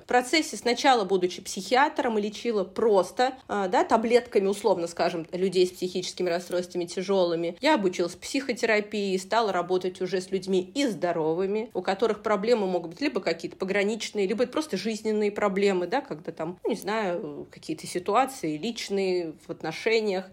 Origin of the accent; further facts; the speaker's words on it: Saratov, Saratov Oblast, Russia; moved away as an adult; now in Moscow, Russia; я сама не из Москвы, э, небольшого города, ну, такого среднего города России, Саратов есть такой город